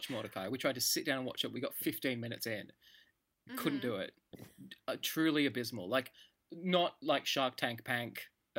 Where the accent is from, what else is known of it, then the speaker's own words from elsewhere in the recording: Australia; I'm Australian